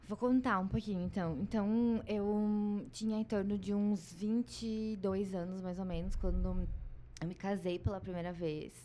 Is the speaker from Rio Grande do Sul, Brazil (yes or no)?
yes; Gaúcha, Rio Grande do Sul, Brazil; moved away; eu sou gaúcha, sou psicóloga.